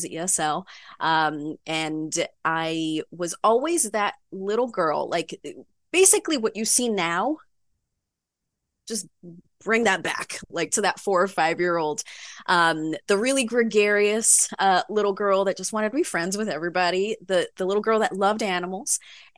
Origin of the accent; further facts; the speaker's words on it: New York City, New York, United States; also born or lived in Caribbean; I'm a native New Yorker, born and raised in Manhattan.